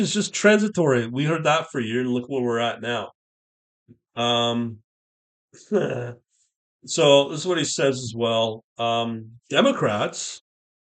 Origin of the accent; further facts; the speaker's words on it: Canada; as a Canadian